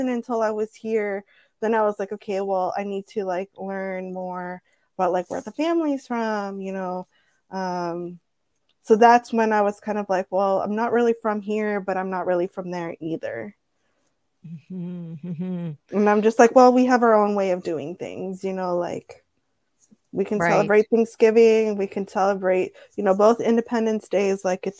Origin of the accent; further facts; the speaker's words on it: Mexico; born there; also born or lived in San Diego; I never was like, oh, I'm Mexican. You know, I was born in Mexico. Like my family's from so-and-so.